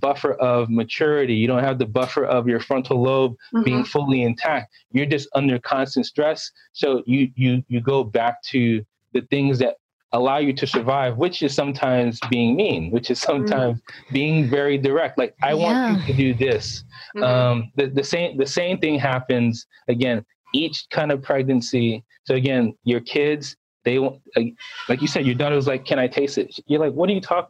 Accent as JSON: {"language": "English", "town": "New York City", "region": "New York", "country": "United States", "moved": "yes", "lives_now": "Boston, United States", "said": "I'm from Boston, originally from Brooklyn, New York"}